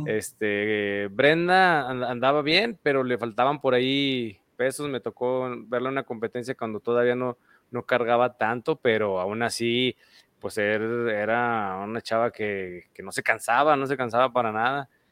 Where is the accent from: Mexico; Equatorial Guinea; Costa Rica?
Mexico; Aguascalientes; somos de aquí de Aguascalientes